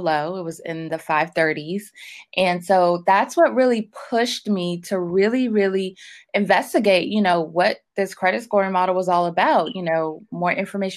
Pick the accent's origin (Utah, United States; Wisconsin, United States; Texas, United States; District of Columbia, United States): District of Columbia, United States; Washington; I grew up in Washington, D.C. I've been there my whole life. I'm still in the DMV area now